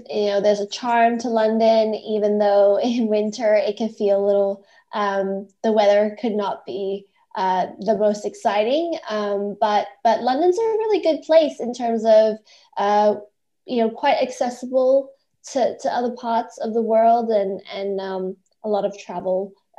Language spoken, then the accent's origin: English; Indonesia; also born or lived in Malaysia / Australia; So I'm actually Australian, but I was born in Malaysia and grew up in Indonesia. So I've got quite a global background.